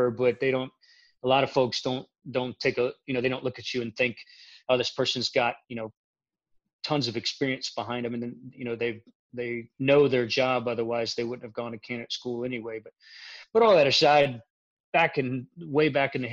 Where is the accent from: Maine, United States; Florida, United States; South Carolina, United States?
Florida, United States; accent: Midwestern; also born or lived in Kansas; I grew up in Central Florida, but I spent the majority of my life traveling around the United States. I did spend the majority of the beginning of my career in Kansas, so I might have that Midwestern, Southern Midwestern accent as they have it